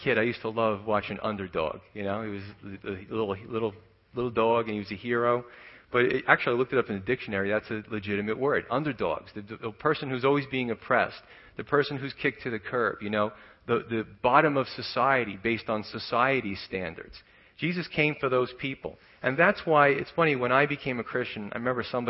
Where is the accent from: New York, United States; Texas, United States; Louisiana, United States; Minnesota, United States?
New York, United States; New York City; moved away; growing up in Staten Island where I was from